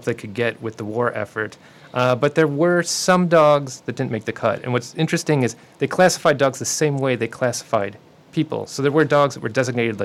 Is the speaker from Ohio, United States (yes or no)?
yes; Cleveland, Ohio, United States; my hometown team, Cleveland